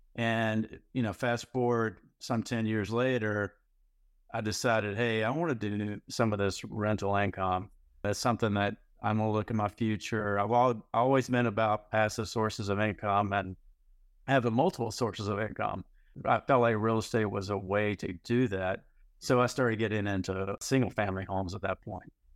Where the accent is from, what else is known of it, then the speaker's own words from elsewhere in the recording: North Carolina, United States; moved away as an adult; also born or lived in Houston, Texas; I moved back recently from Texas, from Houston to North Carolina where I grew up.